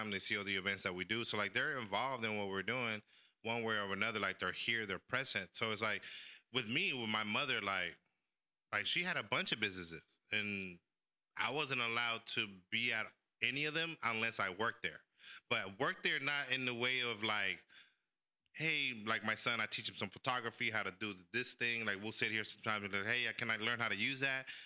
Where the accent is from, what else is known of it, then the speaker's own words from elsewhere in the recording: El Salvador; born there; I was born in El Salvador, so my mom opened a bunch of Mexican restaurants in, in San Francisco.